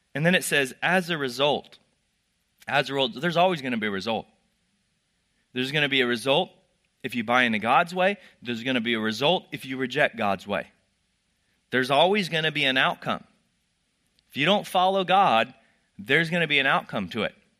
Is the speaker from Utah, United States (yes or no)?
no; Texas, United States; I grew up in Texas